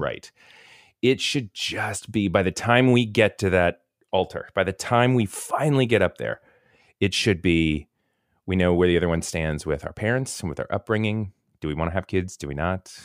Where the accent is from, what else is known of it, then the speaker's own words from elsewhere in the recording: Tampa, Florida, United States; moved away as an adult; also born or lived in Kentucky; I grew up in the Tampa, Saint Pete area, right by the beach